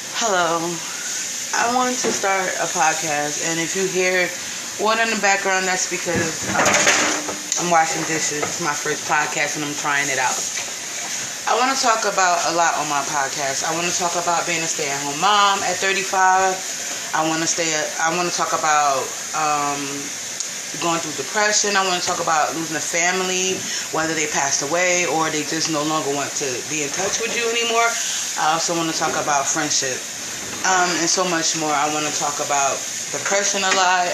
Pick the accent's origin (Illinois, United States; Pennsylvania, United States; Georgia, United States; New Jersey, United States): New Jersey, United States; North; moved away as an adult; now in Baltimore, United States; I'm from North New Jersey. I live in Baltimore